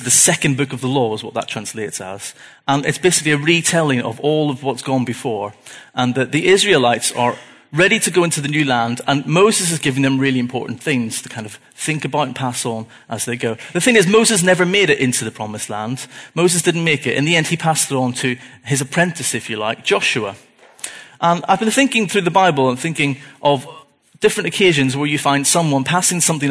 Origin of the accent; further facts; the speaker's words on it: Belfast, Northern Ireland, United Kingdom; I was born in Belfast in 1982